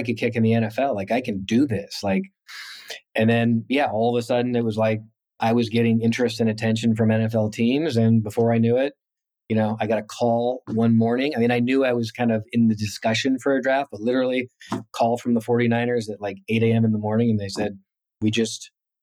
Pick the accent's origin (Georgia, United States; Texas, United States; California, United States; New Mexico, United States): California, United States; East Bay, San Francisco Bay Area; also born or lived in New Jersey; I grew up in the East Bay, went to school at Berkeley. I mean, I've first job was in the Bay Area, so I'm a kind of a Bay Area native.